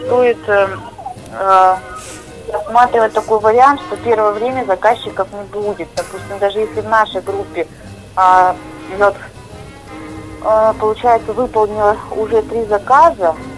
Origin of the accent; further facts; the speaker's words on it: Novosibirsk, Novosibirsk Oblast, Russia; я вот из Новосибирска